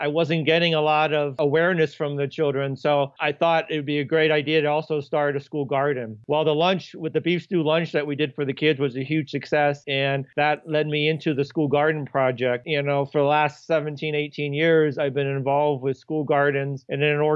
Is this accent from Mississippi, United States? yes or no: no; Iowa, United States; moved away as an adult; now in Denver, United States; I started cooking professionally when I was 15 back in my hometown in Iowa